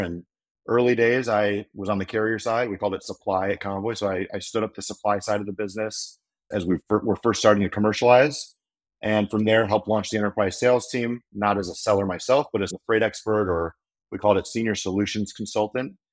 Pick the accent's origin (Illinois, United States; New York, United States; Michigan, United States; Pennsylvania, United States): Illinois, United States; Chicago; moved away as an adult; also born or lived in Oxford, Ohio; now in Nashville, United States; I, I grew up in the Chicago suburbs